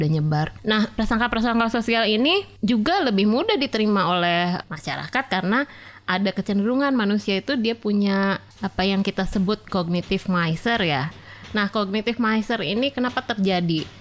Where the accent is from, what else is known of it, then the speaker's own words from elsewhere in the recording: West Java, Indonesia; saya orang Sunda jadi saya pakai contoh orang Sunda ya